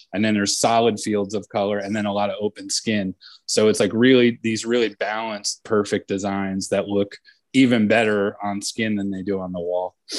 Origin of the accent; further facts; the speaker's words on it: Point Pleasant, New Jersey, United States; my hometown in Point Pleasant, New Jersey